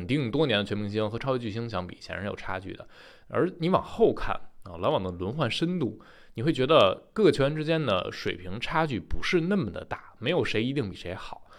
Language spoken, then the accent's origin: Chinese; Taichung, Taiwan; 欢迎来到篮球新事，